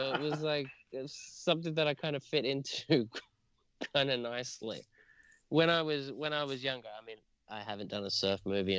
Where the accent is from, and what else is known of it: Sydney, New South Wales, Australia; born or raised there; moved away as an adult; also born or lived in England; now in Los Angeles, United States